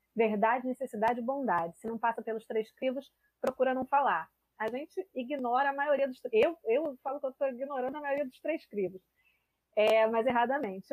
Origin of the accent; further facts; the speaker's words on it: Rio de Janeiro, Brazil; sou carioca